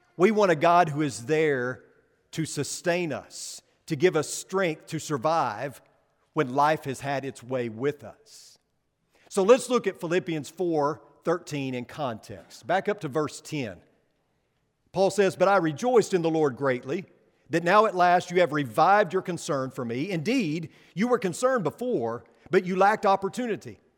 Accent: Paragould, Arkansas, United States; moved away; back in Paragould, Arkansas, my hometown

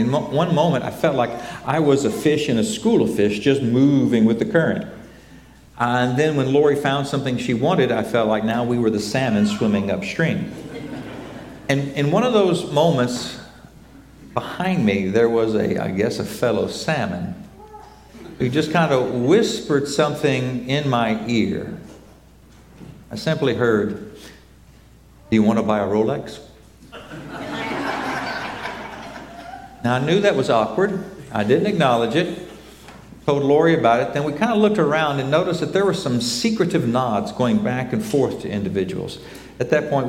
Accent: United States; Both of us growing up in Oklahoma and Texas

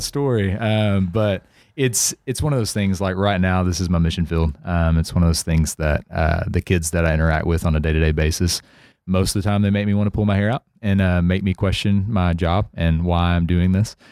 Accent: Center, Texas, United States; also born or lived in Nacogdoches, Texas; I lived my whole life in, uh, c, in Center

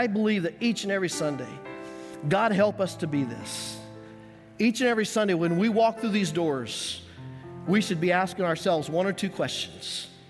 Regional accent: Colorado, United States; When we lived growing up in Colorado and I learned to love the Denver Donkeys, that was our family in Colorado.

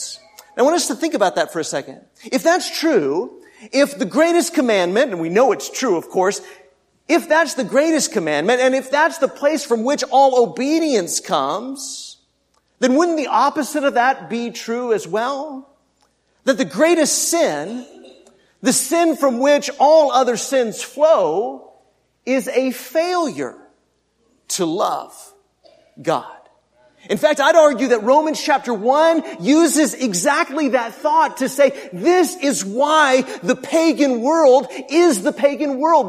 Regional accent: Texas, United States

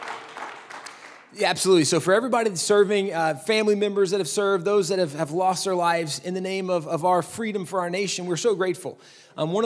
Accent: Texas, United States; I'm from Texas.

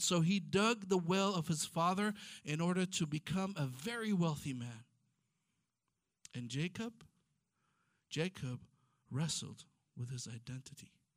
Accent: Ethiopia; first language Amharic; English is a second language; now in Israel; I'm from Ethiopia

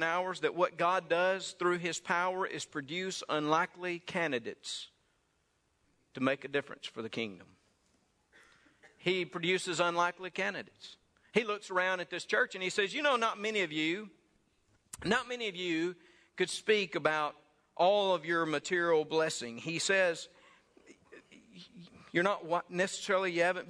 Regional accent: Saltillo, Mississippi, United States; Around Saltillo, Mississippi.

